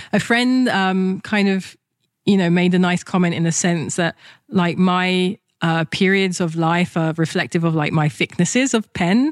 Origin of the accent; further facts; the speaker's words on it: London, United Kingdom; moved away as an adult; also born or lived in Japan; in England, when I was a kid, I'd open my mouth and someone's already judging me based on my accent, what class I'm in, what type of education I'm in, what part of London I'm from